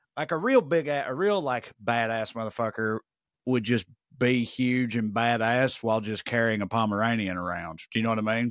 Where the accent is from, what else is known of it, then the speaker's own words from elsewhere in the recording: Tennessee, United States; I didn't leave the state of Tennessee, I don't think. Well, I grew up on the Kentucky line